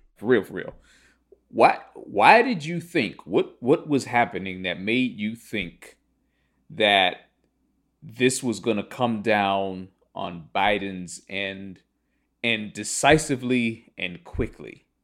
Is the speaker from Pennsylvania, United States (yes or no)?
yes; Pittsburgh, Pennsylvania, United States; also born or lived in Atlanta / Cincinnati / Cleveland; I grew up in Pittsburgh, the seat of Allegheny County, uh, where I currently live today